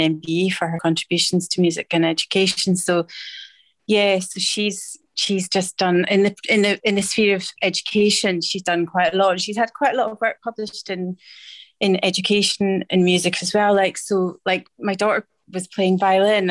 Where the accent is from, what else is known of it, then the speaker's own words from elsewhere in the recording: Edinburgh, Scotland, United Kingdom; I was born in Edinburgh